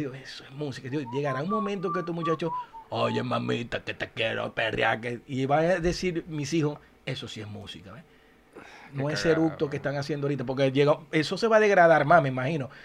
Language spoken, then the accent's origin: Spanish; Zulia, Venezuela; now in United States; a mi Zulia lo quiero